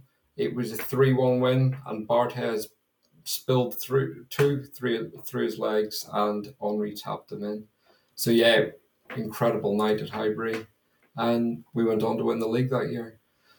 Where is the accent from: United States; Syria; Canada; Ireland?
Ireland; Well, as you can probably tell, I'm not from North London. So I'm Irish, and my dad is also an Arsenal fan.